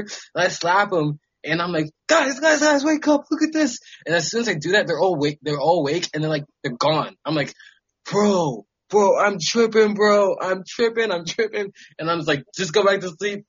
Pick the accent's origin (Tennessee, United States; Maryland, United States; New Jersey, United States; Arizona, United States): Maryland, United States; moved away as an adult; also born or lived in upstate New York / California; I am from Maryland on the East Coast